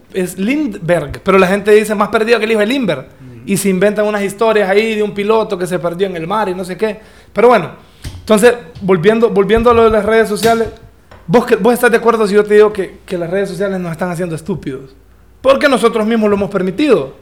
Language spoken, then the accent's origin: Spanish; Danlí, El Paraíso, Honduras; also born or lived in Tegucigalpa; soy el único de Dan Lee ahí